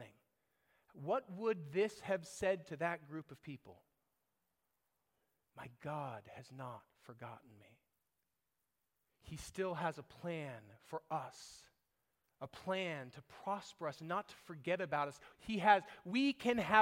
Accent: United States; we were raised here. We think like Americans.

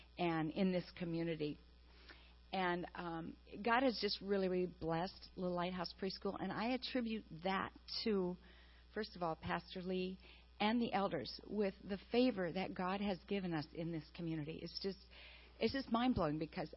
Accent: Wisconsin, United States; moved away; I am from Wisconsin, a dairy farmer's daughter

